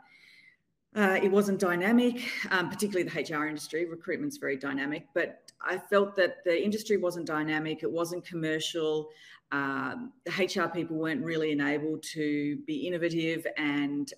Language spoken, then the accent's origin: English; Australia; moved away as an adult; now in New York City, United States; I'm Australian, but living in New York City now.